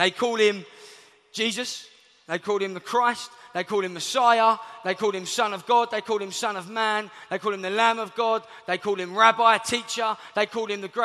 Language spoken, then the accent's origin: English; London, United Kingdom; I'm from Southeast London